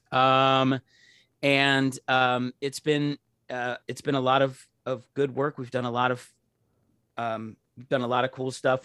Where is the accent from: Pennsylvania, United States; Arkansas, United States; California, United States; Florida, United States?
Pennsylvania, United States; Pittsburgh; I'm from Pittsburgh